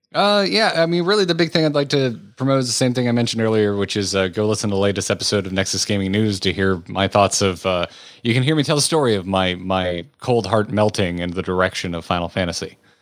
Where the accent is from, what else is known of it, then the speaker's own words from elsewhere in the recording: United States; I am American